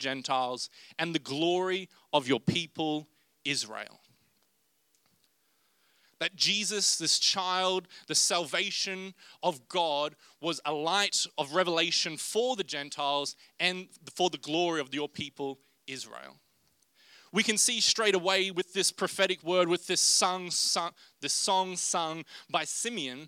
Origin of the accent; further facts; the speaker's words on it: Rockhampton, Queensland, Australia; I'm from Rockhampton